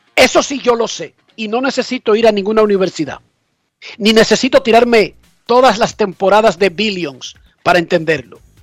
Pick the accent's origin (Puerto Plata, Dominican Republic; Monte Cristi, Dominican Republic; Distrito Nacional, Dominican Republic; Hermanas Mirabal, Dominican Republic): Distrito Nacional, Dominican Republic; Buenos Aires de Herrera; yo soy un tonto de Buenos Aires de Herrera